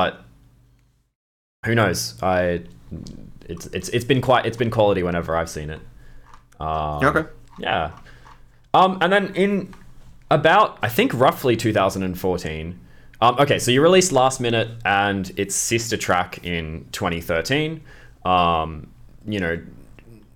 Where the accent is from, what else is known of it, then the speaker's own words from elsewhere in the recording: Australia; as an Australian